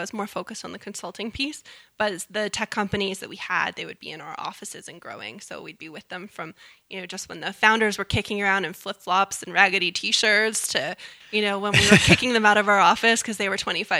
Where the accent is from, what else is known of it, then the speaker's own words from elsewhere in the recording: Canada; we have to stop being so Canadian and brag a little.